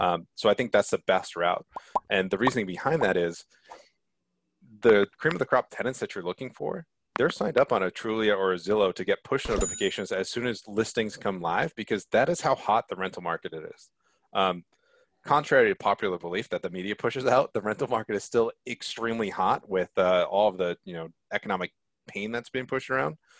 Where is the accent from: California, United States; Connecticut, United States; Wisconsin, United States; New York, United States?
Connecticut, United States; growing up in Connecticut